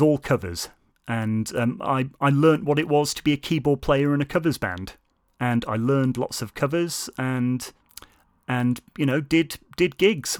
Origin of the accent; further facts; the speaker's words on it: Lancaster, North West England, United Kingdom; moved away as an adult; also born or lived in South Korea; now in Shrewsbury, United Kingdom; I, of course, come from Lancaster, up north, where I stayed until university age